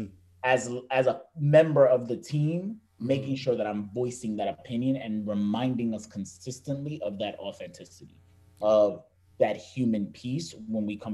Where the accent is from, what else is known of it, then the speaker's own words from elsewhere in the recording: New York City, New York, United States; I remember growing up to that New York Boston rivalry, and it was like, oh, you're a New Yorker